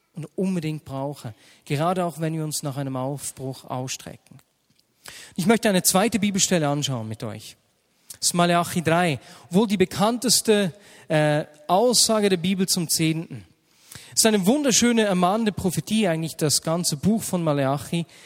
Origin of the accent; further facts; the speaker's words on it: Switzerland; sind wir Schweizer